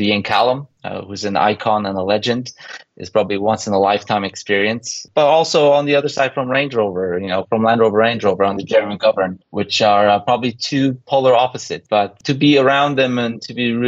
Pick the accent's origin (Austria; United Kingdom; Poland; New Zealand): Poland; moved away; also born or lived in Canada; growing up in Poland, born in the early 80s, we had the opportunity to emigrate to Canada